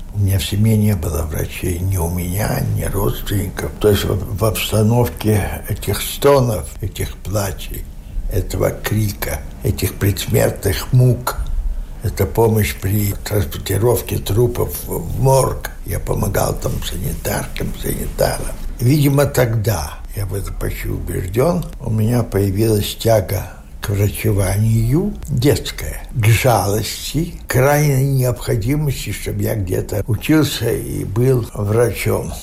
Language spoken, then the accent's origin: Russian; Dubrovno, Vitebsk Region, Belarus; moved away as an adult; now in Latvia; я родился в Дубровной, Витебской области. Там я окончил школу белорусскую с медалью